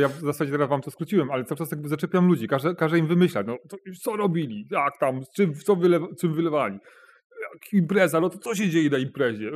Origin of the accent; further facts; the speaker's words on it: Bełchatów, Łódź Voivodeship, Poland; ja pochodzę z, czy wychowałem się w takim niedużym robotniczym mieście, jakim jest Bełchatów, to jest województwo, województwo łódzkie.